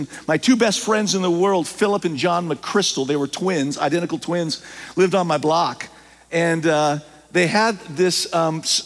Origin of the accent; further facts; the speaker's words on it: Southern California, United States; I grew up in Southern California